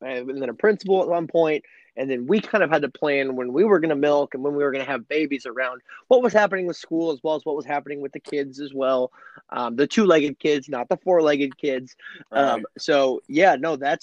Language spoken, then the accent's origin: English; Illinois, United States; in my home state in Illinois